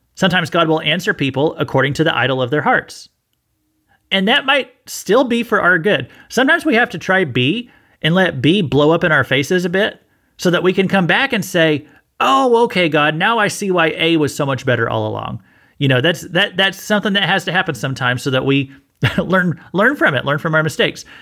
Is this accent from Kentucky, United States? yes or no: no; Missouri, United States; I'm from Missouri